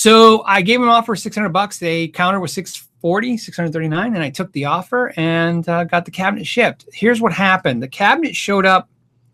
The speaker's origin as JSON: {"language": "English", "region": "Arizona", "country": "United States", "said": "we're from Arizona"}